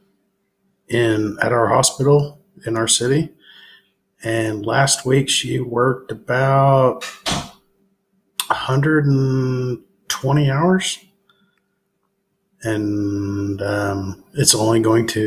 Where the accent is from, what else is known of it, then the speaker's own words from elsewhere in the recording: Tulsa, Oklahoma, United States; now in Bartlesville, United States; I'm born and raised in Tulsa, but live in Bartlesville